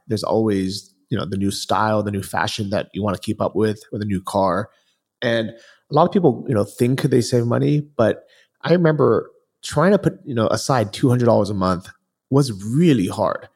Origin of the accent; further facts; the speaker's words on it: California, United States; moved away as an adult; I grew up in California